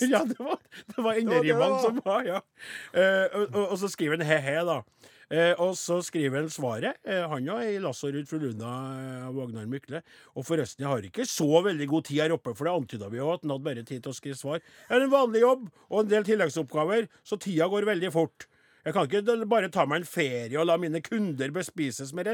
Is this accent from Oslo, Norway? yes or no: no; Trondheim, Trøndelag, Norway; born there; Jeg er født i Trondheim